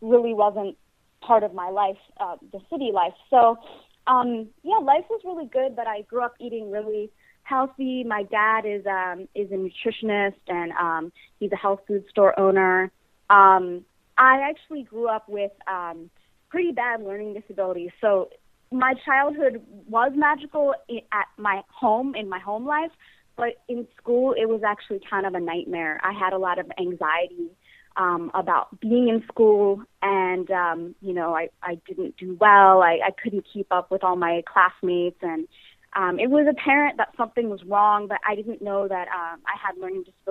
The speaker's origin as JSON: {"language": "English", "area": "Bucks County, outside Philadelphia", "region": "Pennsylvania", "country": "United States", "tie": "born or raised there", "also_born_or_lived": "New York City, United States", "moved": "as an adult", "lives_now": "Los Angeles, United States", "said": "I'm a Philly native, born and raised actually in the suburbs, about an hour outside of Philly, in Bucks County"}